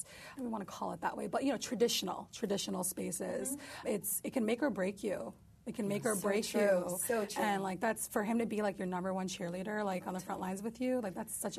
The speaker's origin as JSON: {"language": "English", "region": "New York", "country": "United States", "said": "But I'm Turkish. I'm also part Kurdish. I'm a Muslim, but I'm a New Yorker. I'm an American."}